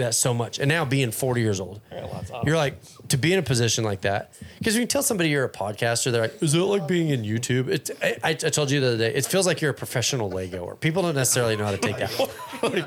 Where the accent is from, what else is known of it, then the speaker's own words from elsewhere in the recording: Fort Worth, Texas, United States; moved away as an adult; I grew up in Fort Worth